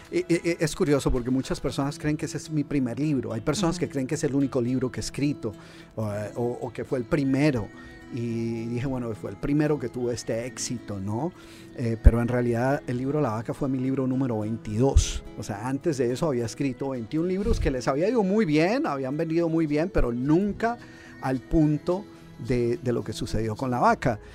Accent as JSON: {"language": "Spanish", "country": "Colombia", "moved": "as an adult", "lives_now": "United States", "said": "yo soy originalmente de Colombia"}